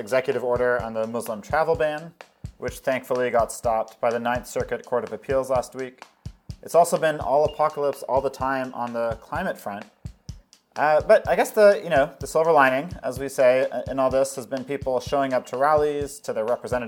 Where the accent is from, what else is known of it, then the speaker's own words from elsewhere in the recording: Toronto, Ontario, Canada; now in Philadelphia, United States; I grew up in Toronto